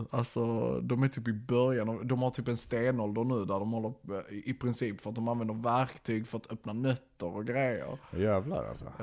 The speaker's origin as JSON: {"language": "Swedish", "region": "Norrland", "country": "Sweden", "said": "Ja, som norrlänning kan jag"}